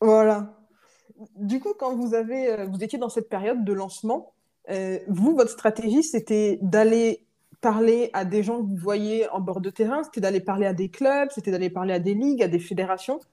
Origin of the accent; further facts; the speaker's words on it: Rennes, Brittany, France; j'ai grandi à Rennes